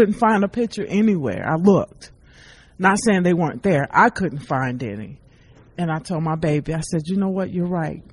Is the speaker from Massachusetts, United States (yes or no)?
no; Biloxi, Mississippi, United States; my hometown of Biloxi, Mississippi.